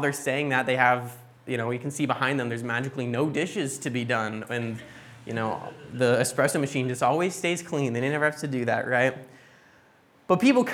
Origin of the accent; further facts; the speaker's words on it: United States; moved away; growing up in the States